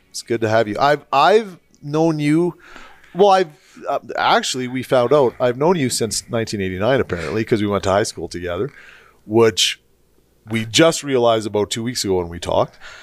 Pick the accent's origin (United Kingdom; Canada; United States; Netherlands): Canada; St. Albert, Alberta; I grew up in Straight Albert, uh, same era as you